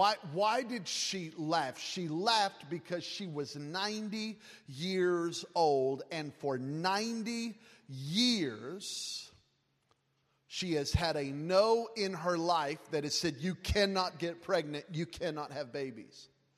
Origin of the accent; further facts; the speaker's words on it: Las Vegas, Nevada, United States; I'm from Vegas, forgive me.